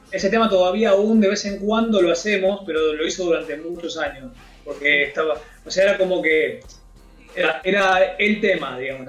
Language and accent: Spanish; Quilmes, Buenos Aires Province, Argentina; Yo soy de Quilmes, en realidad. En ese momento vivía en Quilmes